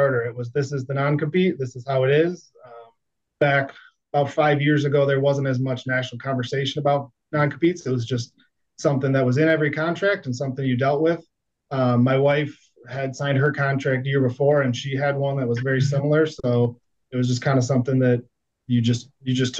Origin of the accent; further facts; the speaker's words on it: Detroit, Michigan, United States; moved away as an adult; also born or lived in Erie, Pennsylvania / Fort Wayne, Indiana; I was born and raised right outside Detroit, Michigan.